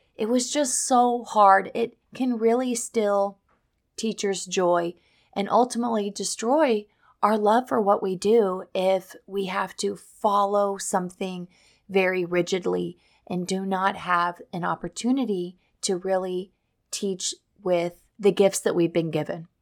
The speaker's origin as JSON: {"language": "English", "region": "Missouri", "country": "United States", "tie": "born or raised there", "moved": "as an adult", "lives_now": "Florida, United States"}